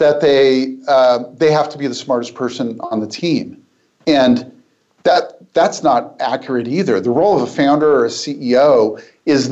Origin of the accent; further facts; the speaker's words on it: Portland, United States; my hometown in Portland